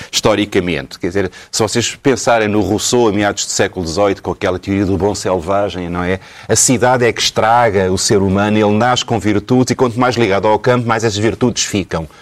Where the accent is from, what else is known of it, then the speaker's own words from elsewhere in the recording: Lisbon, Portugal; nasci em Alfama, e, portanto, lembro-me na minha infância